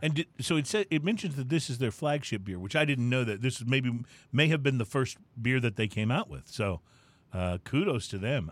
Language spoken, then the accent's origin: English; San Antonio, Texas, United States; I grew up near San Antonio